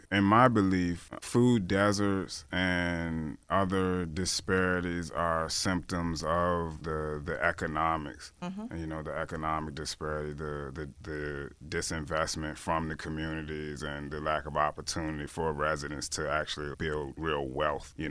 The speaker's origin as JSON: {"language": "English", "town": "Richmond", "region": "Virginia", "country": "United States", "said": "I'm from Richmond"}